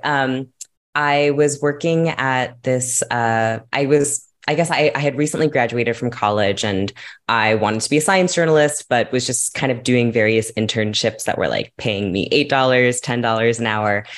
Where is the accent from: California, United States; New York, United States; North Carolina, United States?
California, United States; I grew up in California